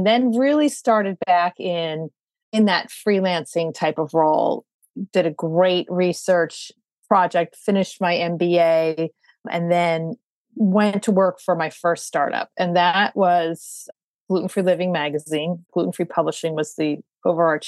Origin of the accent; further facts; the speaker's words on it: California, United States; moved away as an adult; also born or lived in Boston; now in New York, United States; I grew up in California, went to school in Boston, met a New Yorker and ended up in New York